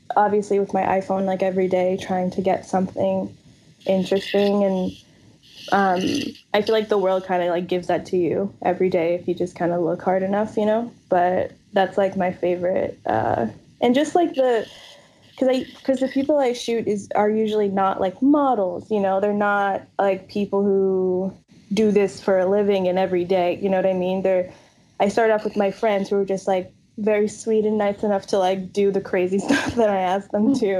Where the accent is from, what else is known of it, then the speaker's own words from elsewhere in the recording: New York City, New York, United States; also born or lived in South Carolina / New Orleans; I grew up in New York, New York City, and like upstate New York, like outside the city